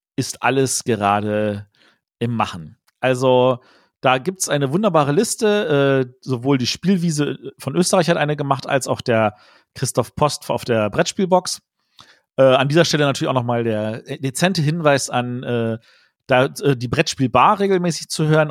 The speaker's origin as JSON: {"language": "German", "country": "Germany", "said": "als Deutsche"}